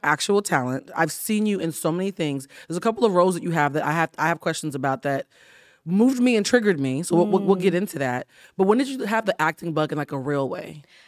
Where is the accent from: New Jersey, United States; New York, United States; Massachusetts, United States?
Massachusetts, United States; Boston; I'm from Boston